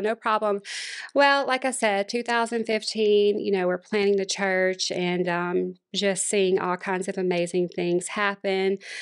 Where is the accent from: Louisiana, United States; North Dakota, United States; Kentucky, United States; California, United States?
Louisiana, United States; Monroe; now in Houston, United States; born and raised in Monroe, Louisiana